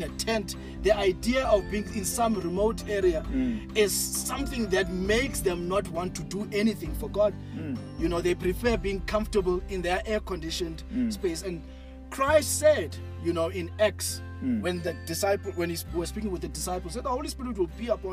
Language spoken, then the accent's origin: English; Mpumalanga, South Africa; When I grew up in Cape Town, Mpumalanga